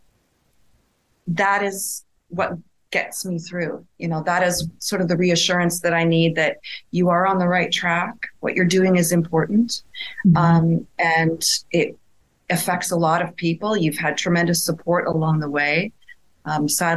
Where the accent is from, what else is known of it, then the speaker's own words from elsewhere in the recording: Sherwood Park, Alberta, Canada; moved away as an adult; also born or lived in Edmonton, Alberta; now in Lisbon, Portugal; I'm a girl from Edmonton, Alberta. Well, I actually grew up in Sherwood Park, Alberta, the world's largest hamlet.